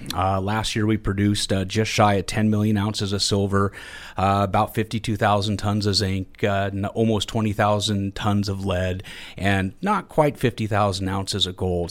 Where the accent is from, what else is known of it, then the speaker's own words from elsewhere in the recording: Juneau, Alaska, United States; I grew up here in Juneau